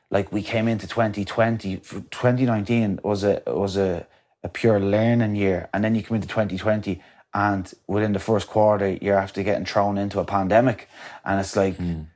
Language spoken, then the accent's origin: English; County Wicklow, Ireland; coming from my hometown